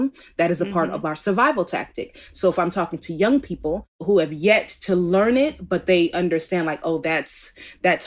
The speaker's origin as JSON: {"language": "English", "town": "Oakland", "region": "California", "country": "United States", "tie": "born or raised there", "said": "I'm from Oakland, California originally. Born in Alta Bates"}